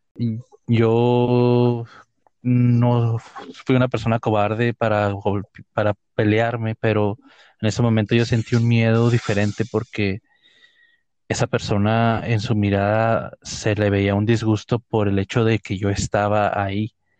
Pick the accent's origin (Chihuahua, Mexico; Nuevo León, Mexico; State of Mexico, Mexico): Chihuahua, Mexico; Ciudad Juárez; de esta ciudad donde somos nosotros, de Ciudad Juárez